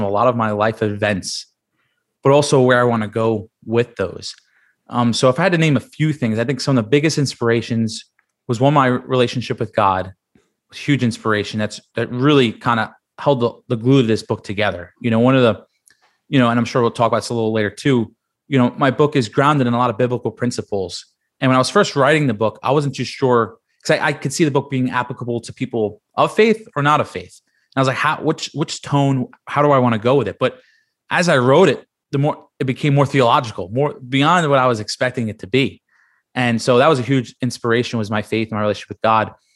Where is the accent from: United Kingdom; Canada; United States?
United States; New York City, New York; moved away as an adult; also born or lived in Penn State; I grew up in Staten Island, New York